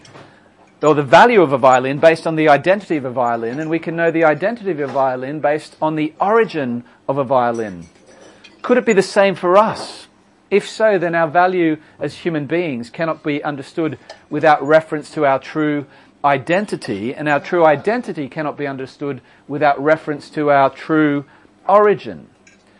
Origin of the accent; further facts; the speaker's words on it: Australia; I'm Australian, in case you're wondering what the accent is